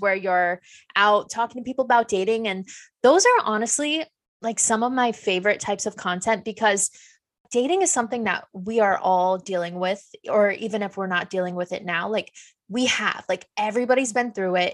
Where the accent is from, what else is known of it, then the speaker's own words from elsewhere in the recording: Fishkill, New York, United States; I'm from fish scale.